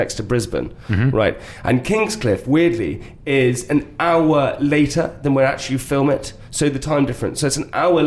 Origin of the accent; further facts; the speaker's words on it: United Kingdom; I'm British